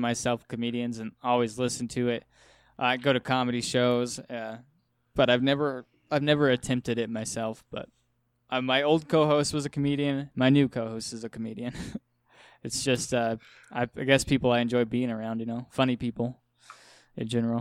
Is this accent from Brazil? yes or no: no; Wyoming, United States; I'm from Wyoming